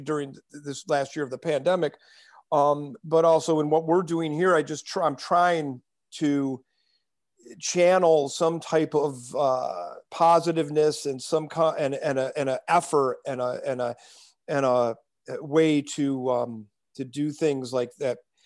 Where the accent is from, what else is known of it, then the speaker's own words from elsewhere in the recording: New York, United States; me and you've been Laker fans since we grew up in New York